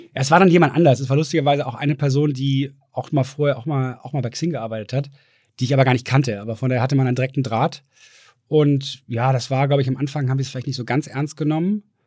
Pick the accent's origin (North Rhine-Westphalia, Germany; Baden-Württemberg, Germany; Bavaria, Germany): North Rhine-Westphalia, Germany; Düsseldorf; now in Hamburg, Germany; bin eigentlich schon fast mehr Hamburger als Düsseldorfer. Obwohl ich Düsseldorfer, habe ich gerade halt gestern noch mit Freunden darüber gesprochen, ist irgendwie, bleibt im Herzen